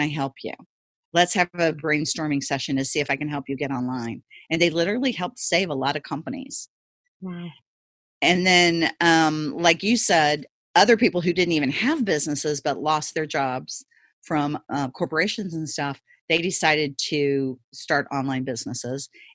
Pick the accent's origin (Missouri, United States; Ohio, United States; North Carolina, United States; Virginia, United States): Missouri, United States; Ferguson; I actually grew up in Ferguson, Missouri, that's where I grew up